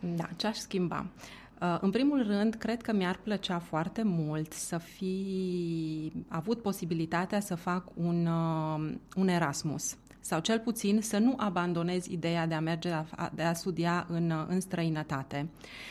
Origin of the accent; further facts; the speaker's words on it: Romania; moved away as an adult; also born or lived in Italy; eu eram o persoană din România, din estul Europei